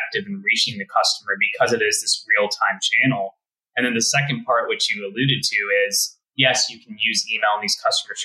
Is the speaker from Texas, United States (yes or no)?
yes; Texas, United States; So I was born and bred in Texas